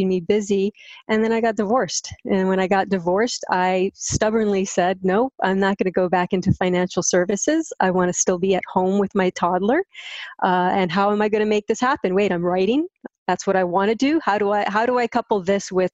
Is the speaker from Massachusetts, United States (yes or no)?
no; Hawaii, United States; moved away as an adult; also born or lived in US mainland; I'm born and raised in Hawaii. Came back here about 3 years ago after being stuck on the mainland for about 18 years.